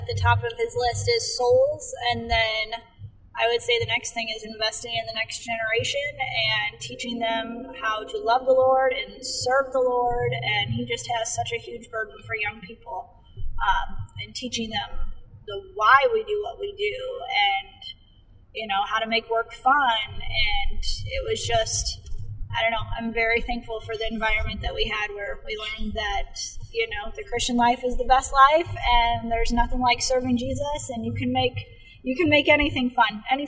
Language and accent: English; Dwight, Illinois, United States; I grew up in Dwight, Illinois